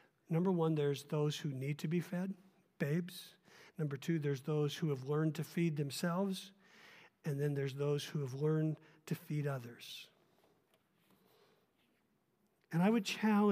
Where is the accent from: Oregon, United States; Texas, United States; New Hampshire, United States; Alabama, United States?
Oregon, United States; I'm a little up in years, and I grew up in Oregon